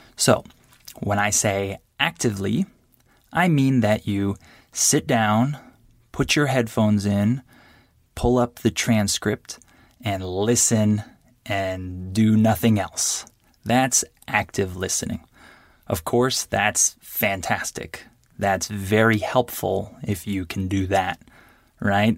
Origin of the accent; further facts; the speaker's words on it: California, United States; first language English; I'm from California